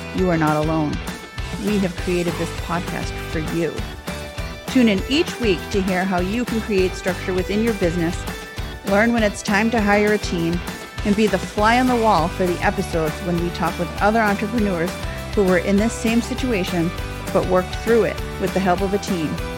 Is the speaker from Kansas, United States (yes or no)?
no; Boston, Massachusetts, United States; accent: barely Boston; I stayed, like, within five miles of the city, like, until I was twelve